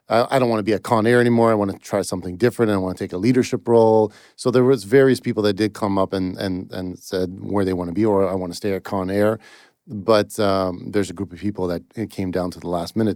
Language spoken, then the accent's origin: English; Toronto, Ontario, Canada; In Toronto, Canada.